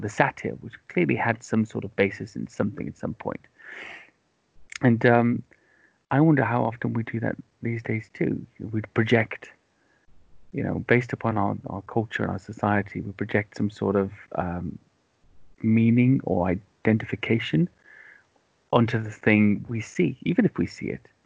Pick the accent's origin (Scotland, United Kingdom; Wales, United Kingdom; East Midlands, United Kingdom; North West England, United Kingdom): Wales, United Kingdom; also born or lived in London, England; now in near London, United Kingdom; I grew up in Wales, and um, in the the west, it rains constantly